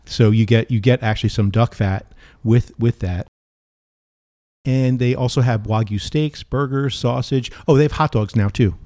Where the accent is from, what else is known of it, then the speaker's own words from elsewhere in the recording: New Jersey, United States; I grew up in New Jersey and Sicilian stuff, but also my father was a Georgia boy